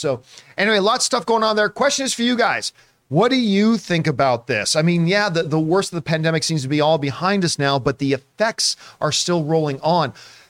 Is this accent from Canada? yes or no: yes; Canada; because as a Canadian, I got real damn excited a couple of years ago when I found out that Cineworld was also